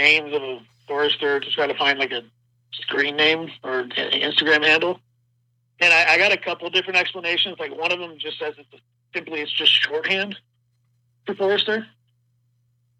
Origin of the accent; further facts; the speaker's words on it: Seattle, Washington, United States; We're from Seattle, Washington